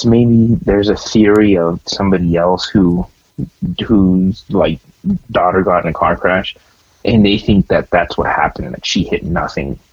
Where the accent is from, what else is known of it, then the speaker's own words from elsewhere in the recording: United States; I'm from America